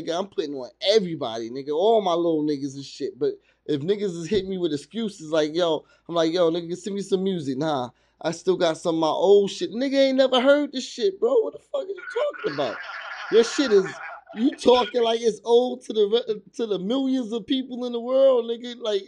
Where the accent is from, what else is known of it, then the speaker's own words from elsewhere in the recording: New Jersey, United States; also born or lived in New York / Virginia; I was raised in Jersey, and between Jersey, New York, and Virginia. So I've been in all three of those places